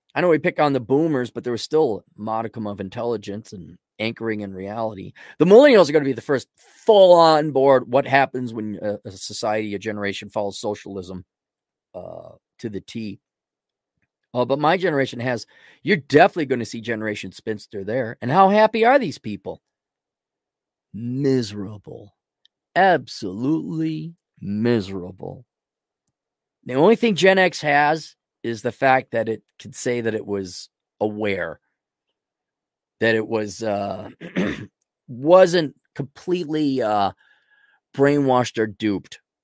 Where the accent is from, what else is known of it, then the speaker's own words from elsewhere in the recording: Minneapolis, Minnesota, United States; I'm from the Twin Cities in, in, you know, Wisconsin